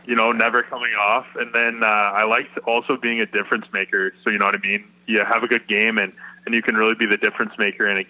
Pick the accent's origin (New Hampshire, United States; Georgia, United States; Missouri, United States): Missouri, United States; South County, Affton; I grew up playing in Afton's organization